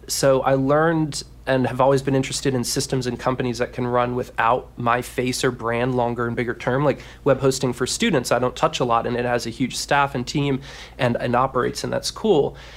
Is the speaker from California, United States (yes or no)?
no; Washington, District of Columbia, United States; accent: Maryland drawl; I'm from the Mid-Atlantic area, so that's not too far off, but Washington, D C, you know, can get a little bit of that Merlin draw